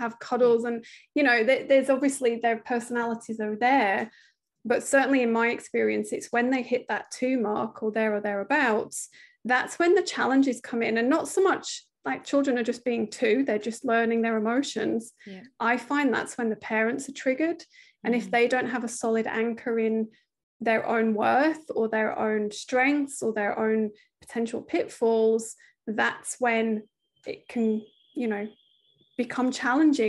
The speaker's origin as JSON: {"language": "English", "country": "United Kingdom", "accent": "British", "moved": "as an adult", "said": "from the accent, you can tell we're British, but we live over here. We moved just before the pandemic"}